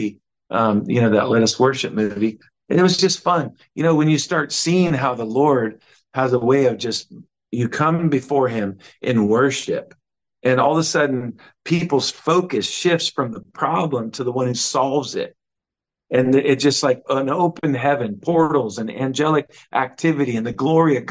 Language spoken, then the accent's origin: English; Seattle, Washington, United States; I told him I was from Seattle.